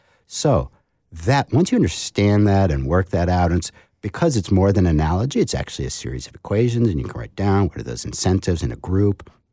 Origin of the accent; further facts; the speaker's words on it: New England, United States; because I come from New England.